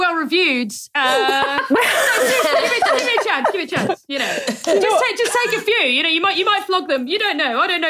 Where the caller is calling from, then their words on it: Norwich, East of England, United Kingdom; So I'm recording this from Norwich at my girlfriend's place, but I live in Leicester.